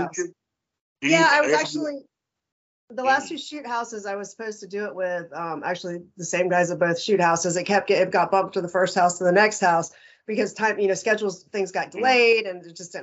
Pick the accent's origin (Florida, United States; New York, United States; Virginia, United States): Virginia, United States; Northern; now in North Carolina, United States; I'm originally from Northern Virginia, right outside DC. So coming from there to North Carolina